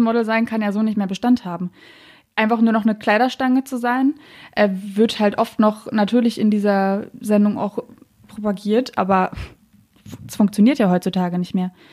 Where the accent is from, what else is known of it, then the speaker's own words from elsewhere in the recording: Berlin, Germany; ich bin Berlinerin